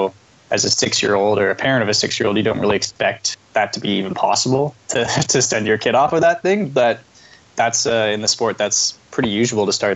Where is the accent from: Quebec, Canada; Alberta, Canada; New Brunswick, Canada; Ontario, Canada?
Alberta, Canada; Calgary; also born or lived in Canmore, Alberta; Born and raised in Calgary, Alberta